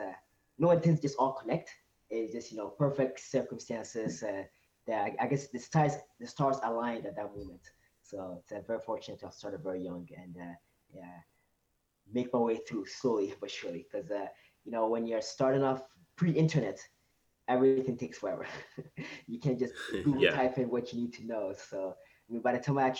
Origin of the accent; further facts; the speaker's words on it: Côte d’Ivoire; now in Montreal, Canada; So I was actually originally from Ivory Coast, West Coast Africa, and I moved to Canada. It's been 16 years, 2002